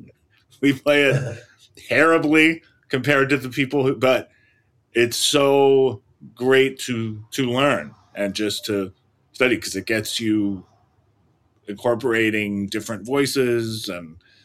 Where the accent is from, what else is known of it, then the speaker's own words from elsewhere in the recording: Berkeley, California, United States; moved away; also born or lived in New York; Berkeley, California. Uh-huh. So I was uh-huh. born and raised East Bay